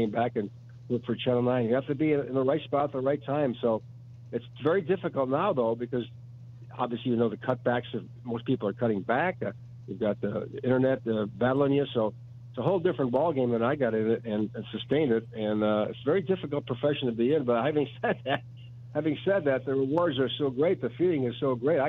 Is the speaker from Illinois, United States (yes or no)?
yes; Chicago, Illinois, United States; Maggie and I grew up in Pilsen